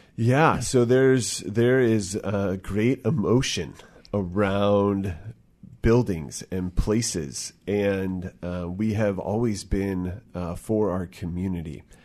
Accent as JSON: {"language": "English", "town": "Bremerton", "region": "Washington", "country": "United States", "tie": "born or raised there"}